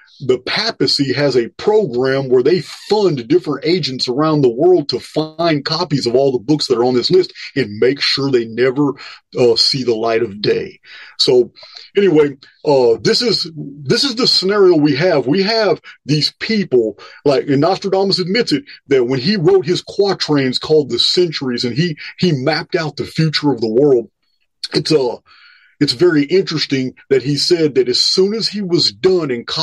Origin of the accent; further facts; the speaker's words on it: Willis, Texas, United States; my hometown of Willis, Texas